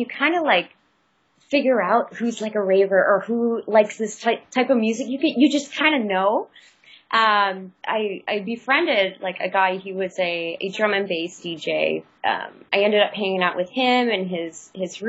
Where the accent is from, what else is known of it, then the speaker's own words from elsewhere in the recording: Kenosha, Wisconsin, United States; moved away as an adult; also born or lived in China; now in Singapore; I come from the Midwest, actually, Kenosha, Wisconsin. So it's right in between Chicago and Milwaukee